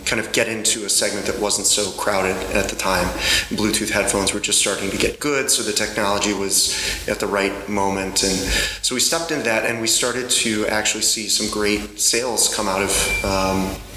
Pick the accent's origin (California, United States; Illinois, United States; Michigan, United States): Illinois, United States; Chicago; I'm from the USA, Chicago, and that's the Midwest